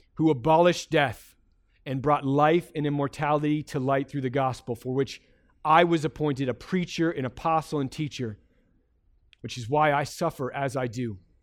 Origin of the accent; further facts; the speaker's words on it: United States; as an American